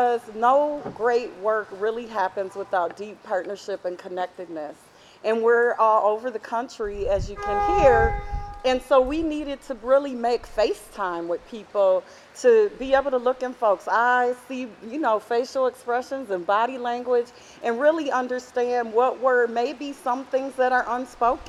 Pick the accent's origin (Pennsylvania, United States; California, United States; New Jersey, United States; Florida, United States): California, United States; Oakland; I hail from Oakland, California